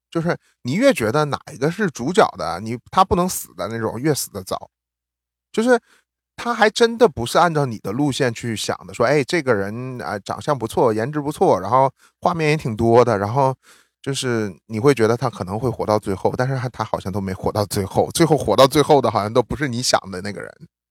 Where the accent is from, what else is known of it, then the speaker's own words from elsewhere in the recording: Northeast China, China; moved away as an adult; now in New York, United States; 我们两个都是属于那种，就是移民美国了以后，然后就是我们都是出生在东北的